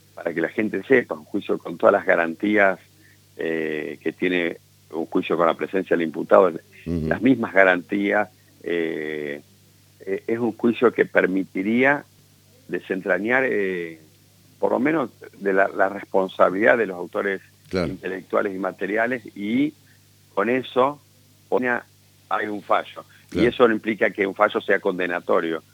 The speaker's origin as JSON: {"language": "Spanish", "country": "Argentina", "said": "como argentino"}